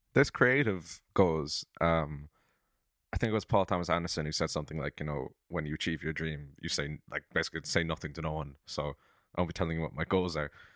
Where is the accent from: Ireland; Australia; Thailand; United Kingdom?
Ireland; Cork, Munster; I'm from Cork, and I'm a songwriter and a filmmaker